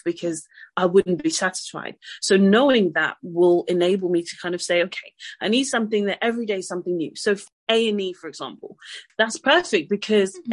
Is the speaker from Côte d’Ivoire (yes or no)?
yes; Côte d’Ivoire; also born or lived in France; now in United Kingdom; I'm French, um, I'm from the Ivory Coast as well.